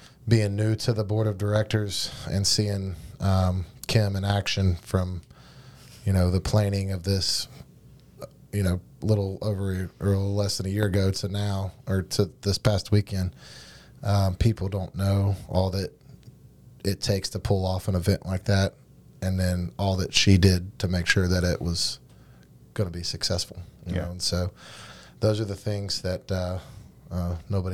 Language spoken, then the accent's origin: English; North Carolina, United States; now in West Virginia, United States; I grew up in North Carolina – lived in West Virginia, 15 years now